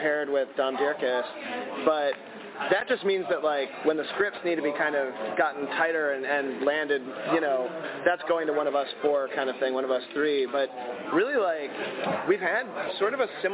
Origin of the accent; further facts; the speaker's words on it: Chicago, Illinois, United States; We're both from Chicago